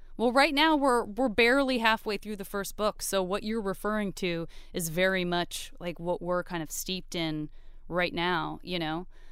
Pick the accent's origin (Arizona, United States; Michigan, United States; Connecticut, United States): Arizona, United States; Tucson; I'm a kid from Tucson